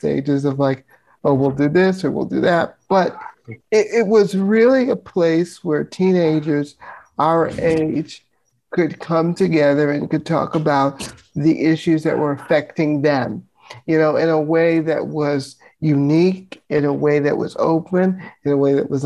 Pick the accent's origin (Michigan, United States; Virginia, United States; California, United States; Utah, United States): Virginia, United States; growing up in Virginia in a conservative town